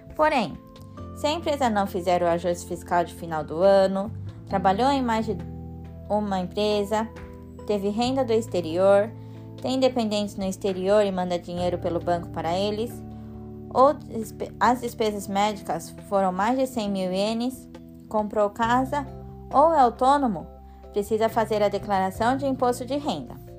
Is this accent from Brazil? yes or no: no; Japan; Cresci aqui no Japão